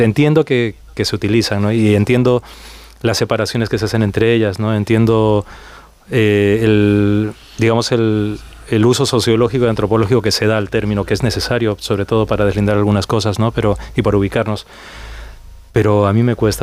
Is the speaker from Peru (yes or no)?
yes; Peru; moved away; yo crecí en el Perú de los 80.